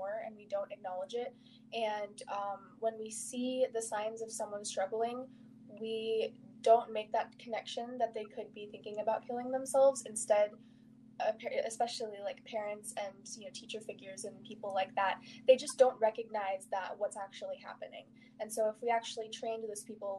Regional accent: Dallas, Texas, United States; I'm from the Dallas, Texas area

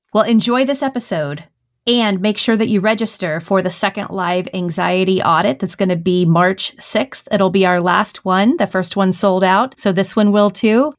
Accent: the South, United States; born or raised there

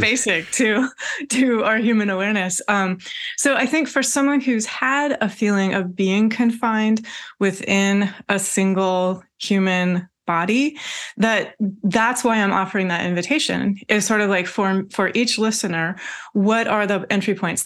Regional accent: Washington, United States; I was born in Washington State. I grew up in Washington State

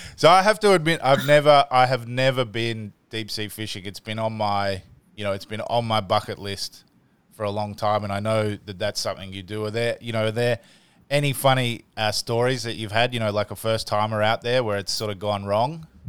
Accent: Canberra, Australian Capital Territory, Australia; I grew up here in Australia i, in a, in a place called Canberra

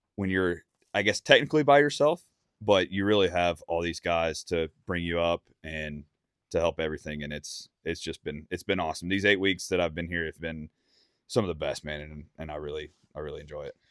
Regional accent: Mississippi, United States; now in Nashville, United States; growing up in Mississippi, I was blessed with private land and and hunting clubs

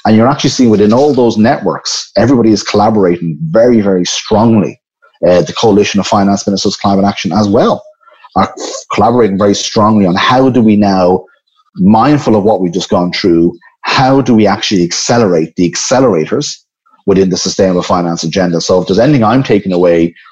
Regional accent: Ireland; my home country, Ireland, and I've been here the last few months.

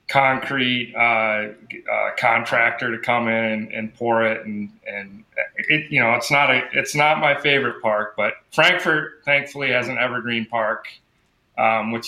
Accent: Traverse City, Michigan, United States; I grew up in Traverse City

